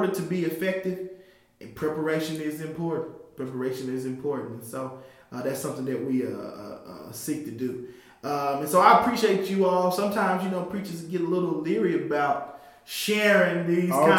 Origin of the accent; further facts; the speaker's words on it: Arkansas, United States; I am from Arkansas.